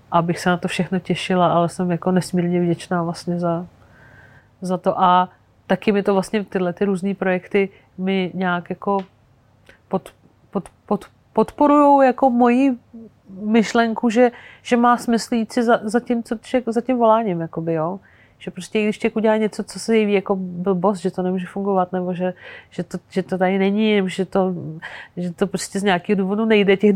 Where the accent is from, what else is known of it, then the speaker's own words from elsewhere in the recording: Algeria; já jsem prožila dětství v Alžírsku, protože můj táta Sudánec tam pracoval, on tam učil na univerzitě, eh, a, takže jsme tam jako strávali 10 let